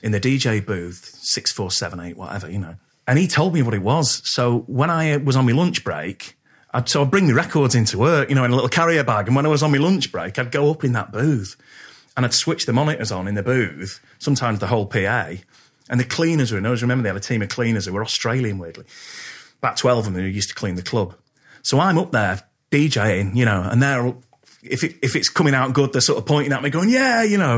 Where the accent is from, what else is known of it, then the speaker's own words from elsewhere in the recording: Poynton, North West England, United Kingdom; I grew up in Poynton